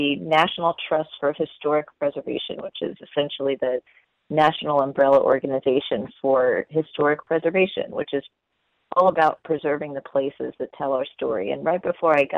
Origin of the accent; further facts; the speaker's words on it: Houston, Texas, United States; moved away; my hometown of Houston